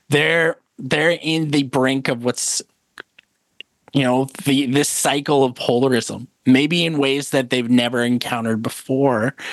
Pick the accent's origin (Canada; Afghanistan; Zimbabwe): Canada; Edmonton, Alberta; born there; Calgary. I was born in Edmonton.